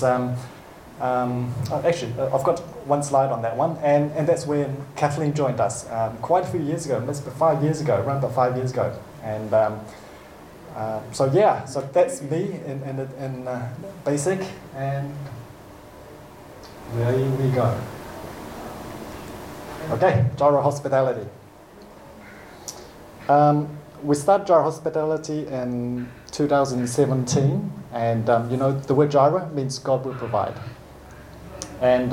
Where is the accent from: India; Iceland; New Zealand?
New Zealand; I was born in New Zealand